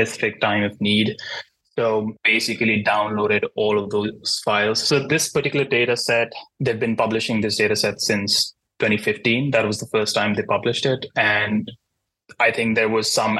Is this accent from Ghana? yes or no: no; India; moved away as an adult; now in New York City, United States; I am not a US citizen. I'm from India.